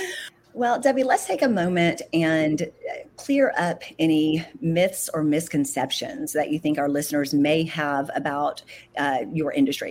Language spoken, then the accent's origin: English; Atlanta, Georgia, United States; also born or lived in Sandy Springs / Peachtree City; I'm also an Atlanta native.